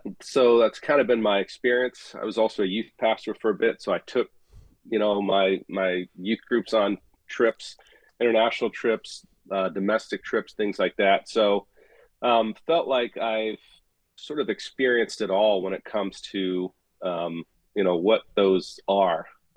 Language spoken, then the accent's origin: English; Gabon; I actually served overseas and ran a volunteer missions post in the country I grew up in Gabon.